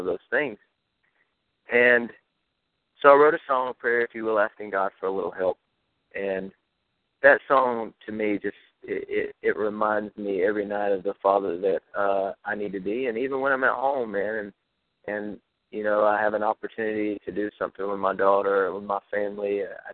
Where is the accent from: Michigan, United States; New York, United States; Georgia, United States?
Georgia, United States; South; We come from South Georgia and Texas, and we were raised on gospel music and country music.